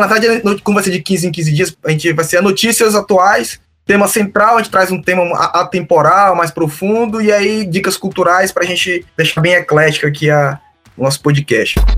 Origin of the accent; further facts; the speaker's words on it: Porto Velho, Rondônia, Brazil; sou rondoniense, nasci em Porto Velho